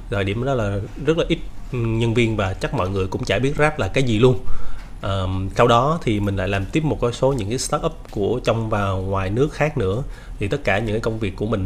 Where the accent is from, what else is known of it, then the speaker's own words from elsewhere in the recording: Buôn Ma Thuột, Đắk Lắk, Vietnam; moved away as an adult; now in Ho Chi Minh City, Vietnam; là sinh ra và lớn lên ở thành phố Buôn Ma Thuột ở tỉnh Đắk Lắk. Thì tới năm 2005 à, á, thì cũng giống như các bạn bè cùng trang lứa với mình á, là … rời quê để mà đến Sài Gòn để mà học.